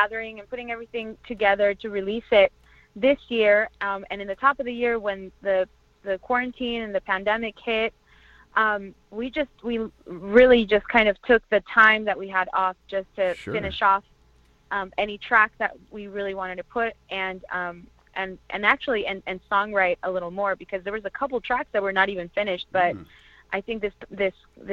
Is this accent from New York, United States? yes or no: no; Orange County, California, United States; also born or lived in Toluca, Mexico / East Los Angeles; I was born in Toluca, Mexico, and I was raised in California in Orange County, and I currently reside in East Los Angeles